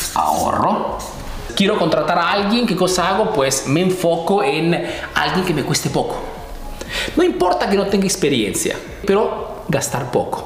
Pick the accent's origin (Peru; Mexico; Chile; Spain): Peru; now in Italy